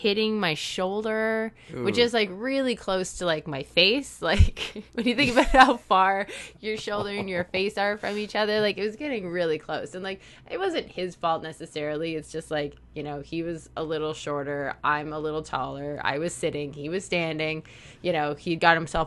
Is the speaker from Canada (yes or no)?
yes; Toronto, Ontario, Canada; I grew up in the city. Like I was born in the city